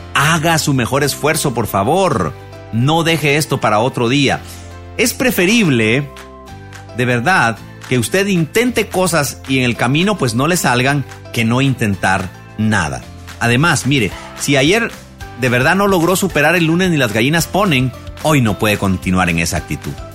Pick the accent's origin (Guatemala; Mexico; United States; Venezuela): Guatemala; en mi país, aquí en Guatemala